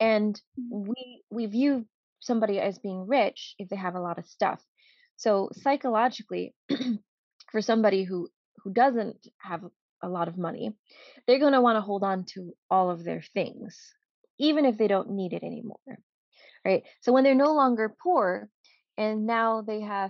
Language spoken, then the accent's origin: English; New York City, New York, United States; also born or lived in Cambodia / refugee camp; now in New Jersey, United States; I was born in Cambodia and we lived in a refugee camp, you know, until I was like around 10 before we went to the Bronx. And I lived in the Bronx in New York for a very long time before I finally ended up in New Jersey by happenstance